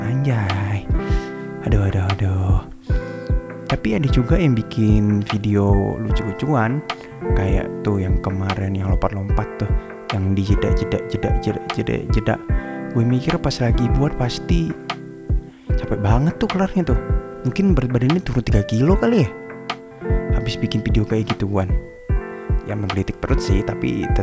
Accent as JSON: {"language": "Indonesian", "region": "Kalimantan", "country": "Indonesia", "said": "karena gue orang Kalimantan jadi tahu"}